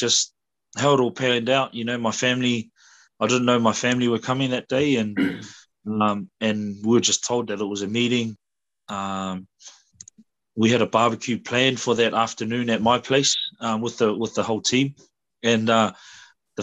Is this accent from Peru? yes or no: no; New Zealand; moved away as an adult; also born or lived in Australia / London, United Kingdom; although I grew up here